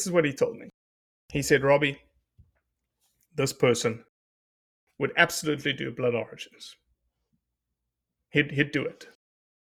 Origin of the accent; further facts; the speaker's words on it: South Africa; now in United States; I came from South Africa in which there's no public land